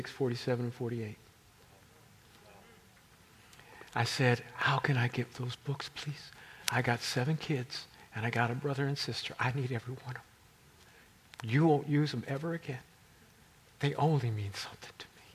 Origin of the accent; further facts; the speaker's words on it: Kansas City, United States; We're from Kansas City